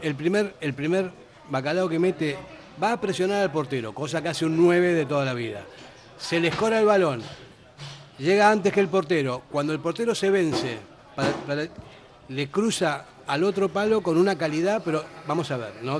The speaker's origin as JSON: {"language": "Spanish", "region": "Buenos Aires", "country": "Argentina", "moved": "as an adult", "lives_now": "Basque Country, Spain", "said": "yo no soy vasco, soy argentino"}